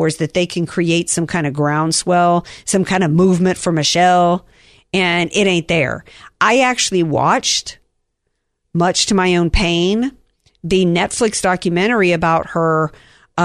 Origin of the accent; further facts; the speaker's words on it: the South, United States; I'm from the South